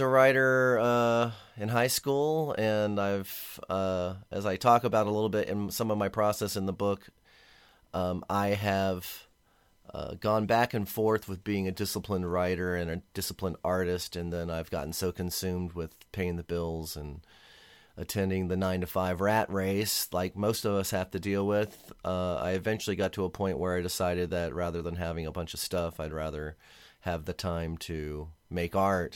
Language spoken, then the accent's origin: English; Arlington, Virginia, United States; moved away as an adult; also born or lived in Washington, D.C.; now in San Diego, United States; I was born and raised in Washington, D C, and grew up in Arlington, Virginia